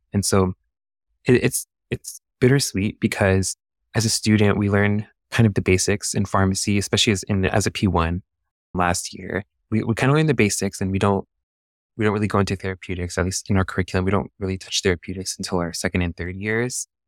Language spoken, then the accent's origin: English; San Diego, California, United States; I'm a San Diego native, so I was born and raised here in San Diego